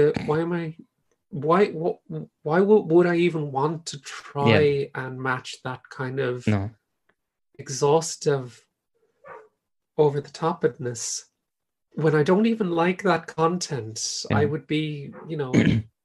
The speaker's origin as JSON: {"language": "English", "country": "Ireland", "said": "I'm Irish"}